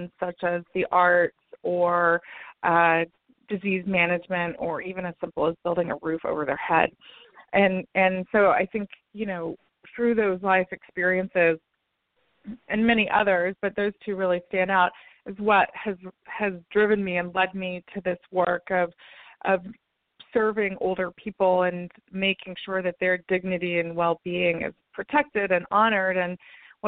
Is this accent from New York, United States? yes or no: no; Tennessee, United States; moved away; in my home state of Tennessee